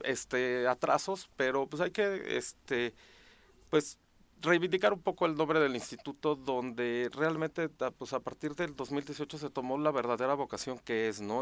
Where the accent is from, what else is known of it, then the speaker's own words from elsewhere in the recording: Morelos, Mexico; also born or lived in Mexico City; yo soy de aquí de Morelos